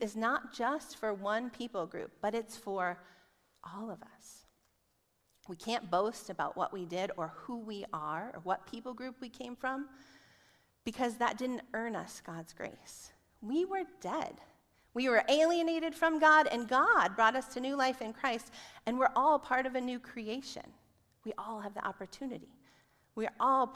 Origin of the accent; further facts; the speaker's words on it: Chicago, Illinois, United States; I'm from Chicago